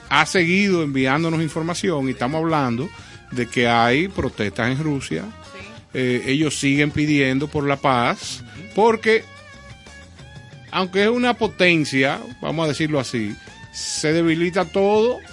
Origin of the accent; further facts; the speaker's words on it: Dominican Republic; nosotros como dominicanos